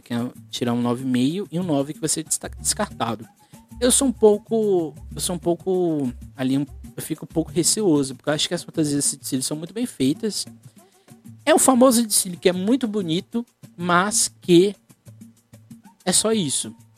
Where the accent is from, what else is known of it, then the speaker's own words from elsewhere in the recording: Guarujá, São Paulo, Brazil; eu sou do Guarujá